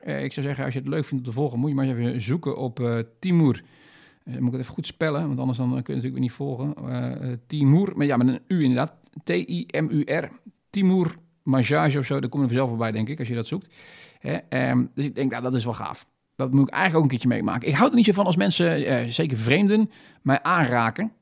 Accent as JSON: {"language": "Dutch", "country": "Netherlands", "said": "wij hebben natuurlijk als, als Nederlanders of Wester, eh, Westerlingen"}